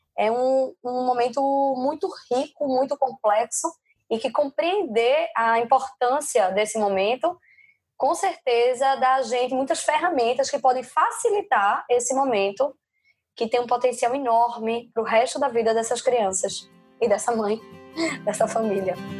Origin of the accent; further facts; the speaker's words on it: Recife, Pernambuco, Brazil; moved away as an adult; now in Madrid, Spain; Eu sou recifense, mas moro em Madrid há três anos